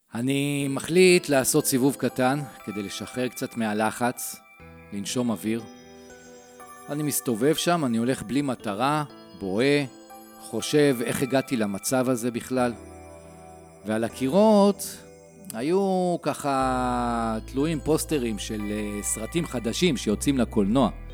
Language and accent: Hebrew; Modiin, Central District, Israel; אני בן ארבעים וארבע, ממודיעין